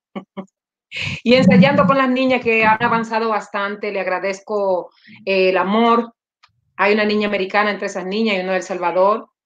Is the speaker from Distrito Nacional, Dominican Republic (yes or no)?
no; Samaná, Dominican Republic; now in Los Angeles, United States; yo soy de Samaná